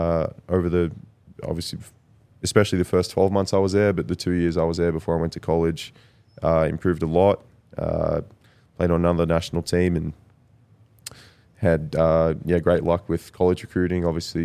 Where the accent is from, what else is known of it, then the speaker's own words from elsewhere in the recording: Traralgon, Victoria, Australia; now in Denver, United States; my hometown, Traralgon.